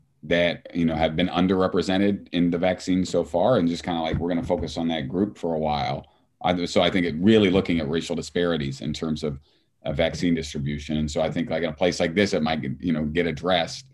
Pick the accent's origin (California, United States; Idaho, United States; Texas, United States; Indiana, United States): Indiana, United States; Southern; a white guy growing up in Southern Indiana